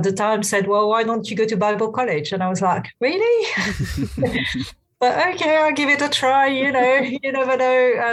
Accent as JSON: {"language": "English", "region": "central France", "country": "France", "tie": "born or raised there", "moved": "yes", "lives_now": "London, United Kingdom", "said": "I grew up in France, in central France, in a very, very secular kind of place"}